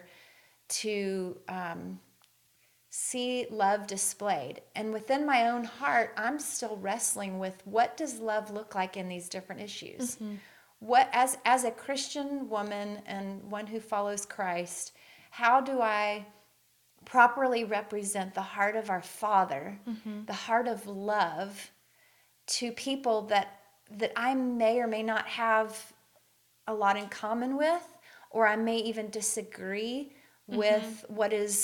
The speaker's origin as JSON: {"language": "English", "region": "the South", "country": "United States", "tie": "born or raised there", "moved": "as an adult", "said": "the way I was raised in the South, was obviously very conservative"}